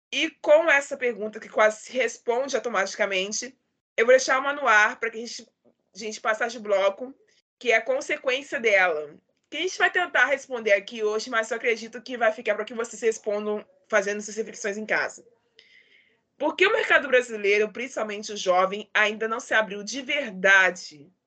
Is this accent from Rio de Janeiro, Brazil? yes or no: yes; Rio de Janeiro, Brazil; Eu sou do Rio de Janeiro e apresento esse podcast literário há dois anos.